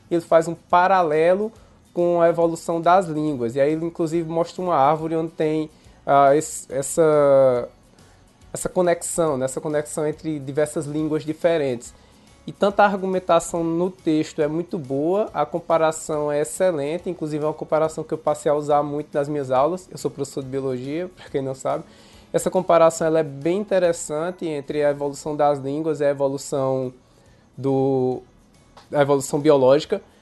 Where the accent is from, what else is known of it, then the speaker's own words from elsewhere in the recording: interior of Pernambuco, Brazil; accent: Pernambuco; Eu tô falando aqui do interior de Pernambuco.